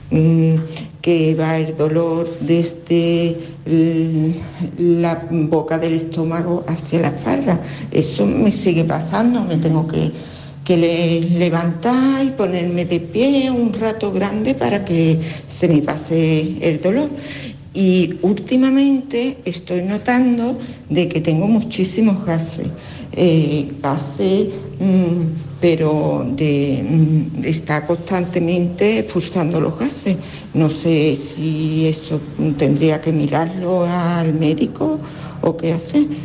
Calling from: Seville, Andalusia, Spain; Hola, buenas tardes … de Sevilla.

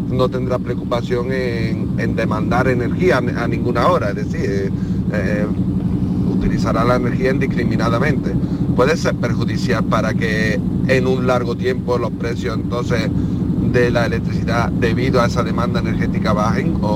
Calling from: Alcalá de Guadaíra, Andalusia, Spain; Buenos días … de Alcalá de Guadaira. Me encanta vuestro programa.

